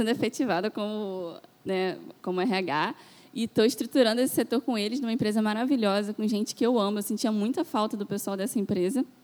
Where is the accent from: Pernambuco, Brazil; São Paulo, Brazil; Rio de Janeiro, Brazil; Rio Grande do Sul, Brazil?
Rio de Janeiro, Brazil; Itaboraí; now in Niterói, Brazil; Aí eu saí lá da Zona Sul de Itaboraí e vim para cá, para Niterói.